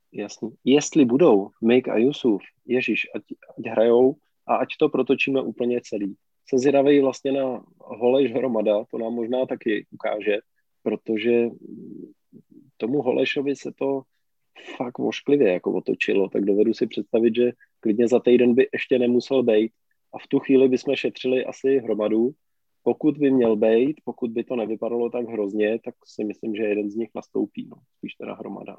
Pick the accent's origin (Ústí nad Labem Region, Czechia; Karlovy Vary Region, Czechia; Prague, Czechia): Karlovy Vary Region, Czechia; já jsem z Karlovarska